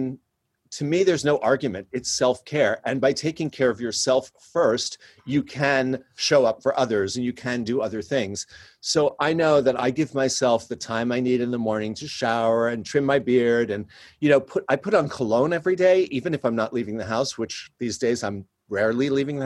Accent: New York City, New York, United States; when I was growing up in New York City

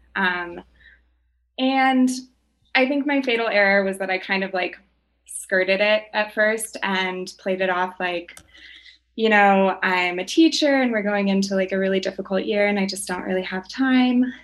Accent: Boulder, Colorado, United States; we grew up in Boulder together

